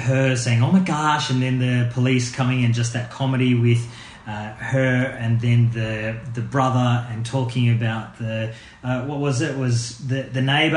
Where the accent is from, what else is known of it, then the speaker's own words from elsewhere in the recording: Australia; as Australian snobs